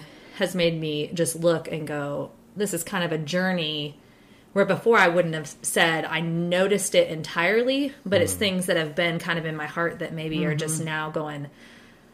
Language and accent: English; Ohio, United States; moved away; also born or lived in Bible Belt; I'm actually from the North as well, ironically. I'm an Ohioan